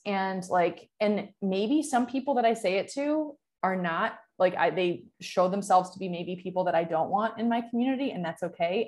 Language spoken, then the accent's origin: English; Michigan, United States; moved away; also born or lived in San Francisco; where I grew up in Michigan